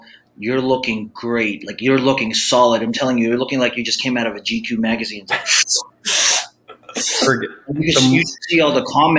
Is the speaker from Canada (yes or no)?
no; Philippines; I'm the Filipino podcasting machine